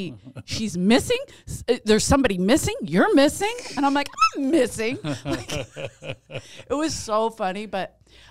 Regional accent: Ireland; Even as an Irish woman, I'd forgive this English woman.

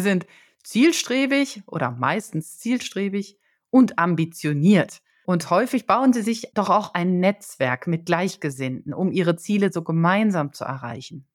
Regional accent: Germany; als Deutscher

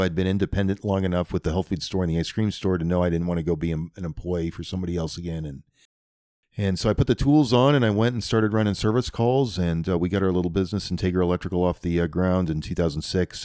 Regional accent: New Virginia, Iowa, United States; also born or lived in Indianola, Iowa; I grew up down by New Virginia, out in the country, right off a highway called G seventy-six

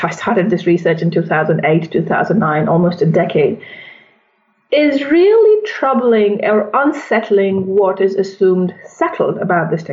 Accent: India; moved away; also born or lived in United States; I'm originally from India.

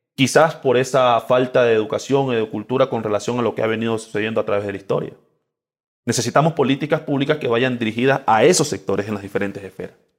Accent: Esmeraldas, Ecuador; moved away as an adult; Soy del barrio Nueva Esperanza Norte. Barrio Nueva Esperanza Norte, ahí pasé gran parte de mi infancia

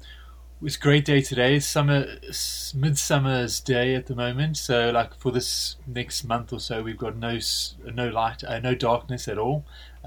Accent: South Africa; moved away as an adult; also born or lived in England; I'm originally from South Africa. And I left South Africa to do a gap year in England. I never ever left.

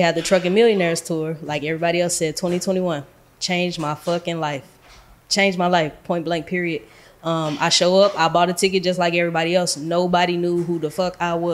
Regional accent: St. Louis, Missouri, United States; moved away as an adult; now in Dallas, United States; I'm from St. Louis. I come from the trenches, the hood, the bottom.

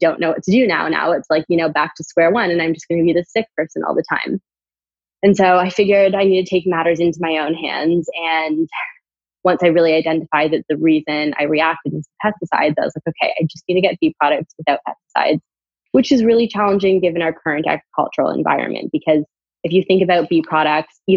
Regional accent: Canada; And I'm from Canada. I went to college in Canada

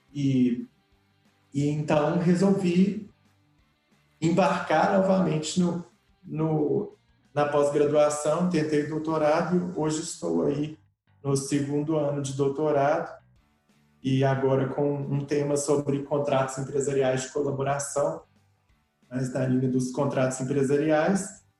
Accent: Sete Lagoas, Minas Gerais, Brazil; eu sou de Sete Lagoas, e desde sempre eu cresci com as vendas

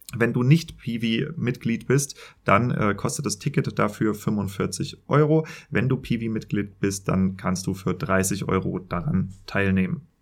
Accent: Germany; accent: German; wie ich mit Denglisch klinge, also meinem deutschen Akzent

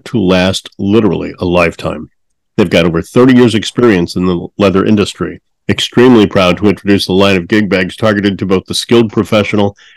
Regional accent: St. Louis, Missouri, United States; Growing up in St. Louis, KSHE was the big rock station there, and that's what I grew up listening

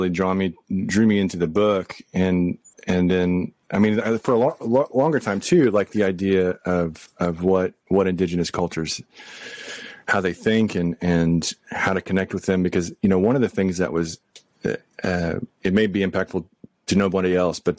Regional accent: Texas, United States; I'm from Texas.

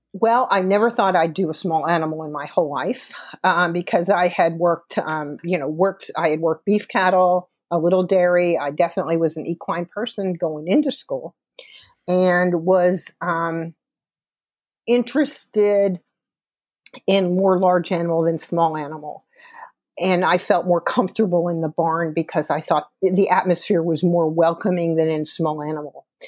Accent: South Florida, United States; accent: Southern; moved away as an adult; also born or lived in Dallas, Texas / Georgia; I grew up, I'm a native Floridian. Um, I grew up in, um, the West Coast and the East Coast of Florida. And grew up in the Everglades, out in horse, horse area, out in South Florida

